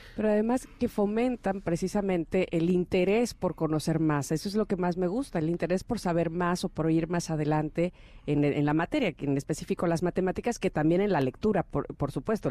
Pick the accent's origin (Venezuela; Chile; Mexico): Mexico; a los mexicanos nos costaba trabajo